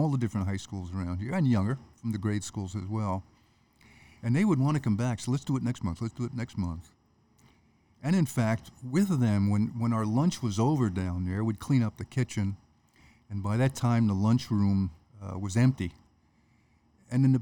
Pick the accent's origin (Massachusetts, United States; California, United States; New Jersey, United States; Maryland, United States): New Jersey, United States; Jersey City; moved away; I was born and raised in Jersey City, in the shadow of the Statue of Liberty.